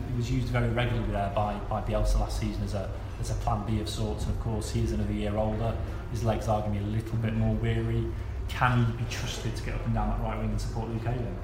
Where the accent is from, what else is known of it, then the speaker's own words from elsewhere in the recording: Lincoln, East Midlands, United Kingdom; I spent a lot of my uh, my formative years growing up in Lincoln